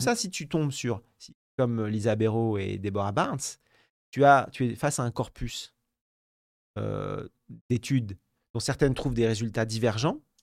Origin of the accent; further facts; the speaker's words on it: France; chez nous en France